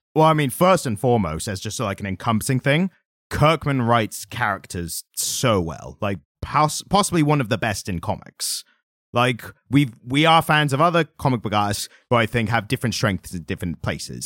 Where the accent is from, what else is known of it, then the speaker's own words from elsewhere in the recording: United Kingdom; as British people